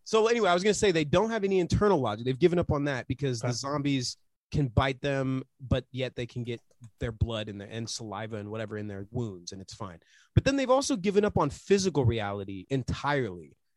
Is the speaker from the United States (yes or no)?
yes; United States; I'm from America